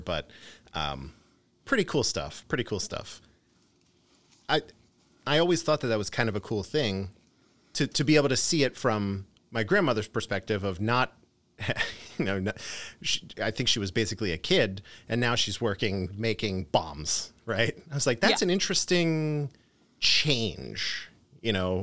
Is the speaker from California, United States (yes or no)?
no; Philadelphia, Pennsylvania, United States; I grew up in Philadelphia